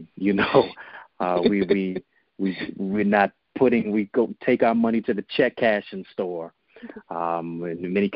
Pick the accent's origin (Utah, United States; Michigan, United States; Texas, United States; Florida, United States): Michigan, United States; Detroit; I'm from Detroit, so we say what up, though.